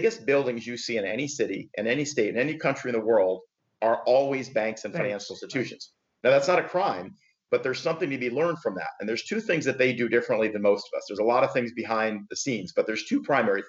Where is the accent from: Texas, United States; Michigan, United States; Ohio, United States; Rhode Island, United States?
Michigan, United States; moved away as an adult; now in Palm Beach, United States; I am actually originally from Michigan, born and raised and moved to South Florida about 20 years ago.